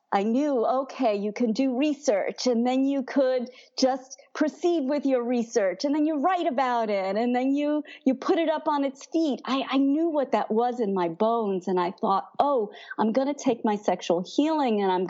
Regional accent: Brooklyn, New York, United States; but I'm from Brooklyn, and she reminded me.

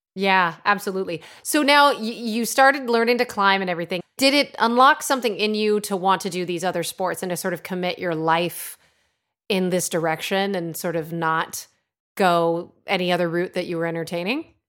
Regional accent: Connecticut, United States; Growing up in Connecticut, where I'm originally from

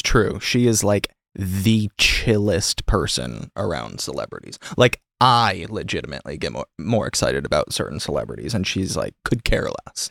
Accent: Michigan, United States; now in Los Angeles, United States; I'm from Michigan, so Stafford

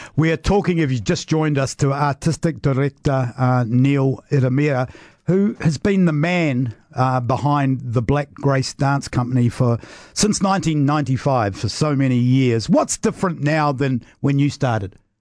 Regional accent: Wellington, New Zealand; being a Wellingtonian

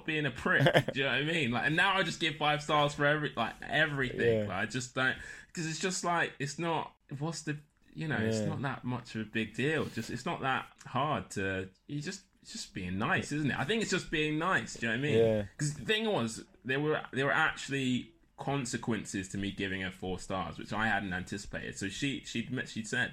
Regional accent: London, United Kingdom; I'm from Lewisham.

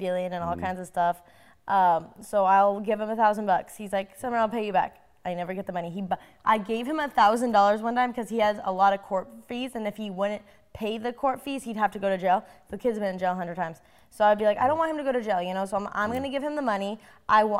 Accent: Colorado, United States; we grew up in Colorado

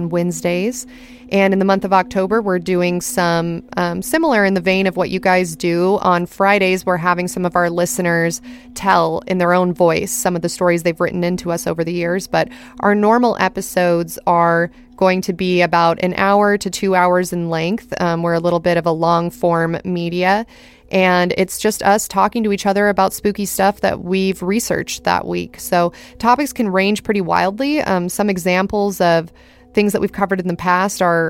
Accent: Ventura County, California, United States; also born or lived in Los Angeles, California; I'm originally from Ventura County, California, which is much smaller than Los Angeles.

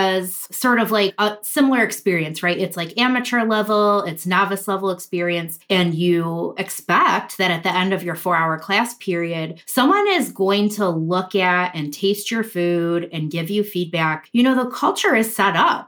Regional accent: Midwest, United States; accent: Midwestern; my Midwestern accent

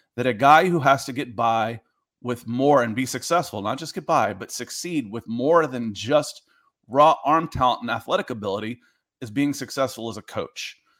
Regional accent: Atlanta, Georgia, United States; also born or lived in New Jersey; I grew up in, in the South. I grew up in Atlanta.

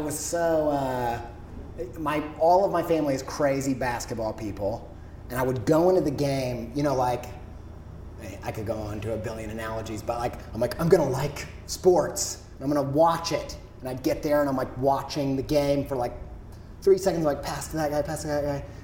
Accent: Indiana, United States; I'm from Indiana.

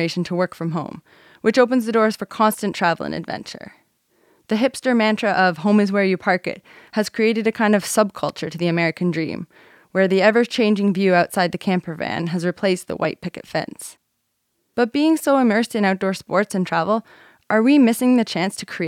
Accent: Muskoka, Ontario, Canada; moved away as an adult; also born or lived in Slovenia; When I think of home, the lakes and forests of Muskoka are the first images that come to mind. It's where I learned to swim, ride a bike, drive a car

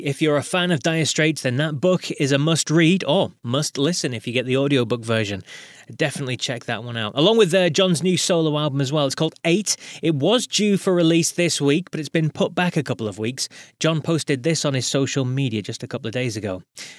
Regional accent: United Kingdom; being British

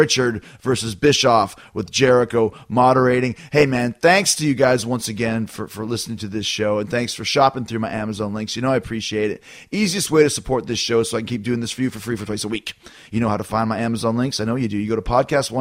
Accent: Winnipeg, Manitoba, Canada; I'm from Winnipeg, so down the road. But yeah, I have a couple cousins here. My cousin's coming, a couple people. But yeah, the hometown show is Winnipeg

